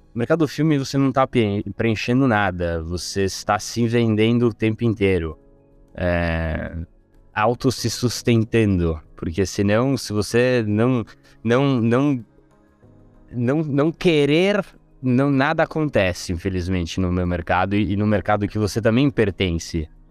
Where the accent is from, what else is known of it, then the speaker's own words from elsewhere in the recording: Rome, Lazio, Italy; moved away; also born or lived in Brazil / Oxford; Eu sou italiano, nasci e cresci em Roma